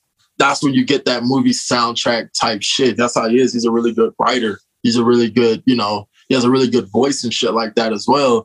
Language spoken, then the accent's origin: English; Los Angeles, California, United States; I'm, like, from L.A. I'm from Venice. I'm, like, a West Side kid